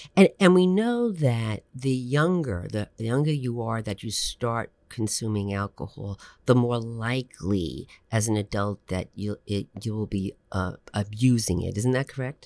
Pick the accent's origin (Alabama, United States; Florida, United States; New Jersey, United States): New Jersey, United States; I'm a Jersey girl